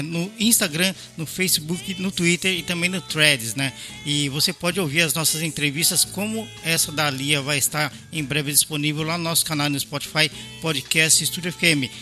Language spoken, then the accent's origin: Portuguese; São Paulo, Brazil; eu sou paulistano